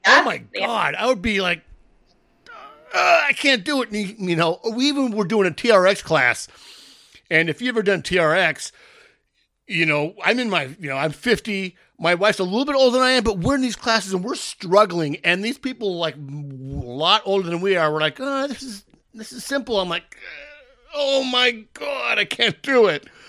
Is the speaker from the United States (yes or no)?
yes; San Diego, California, United States; born and raised in San Diego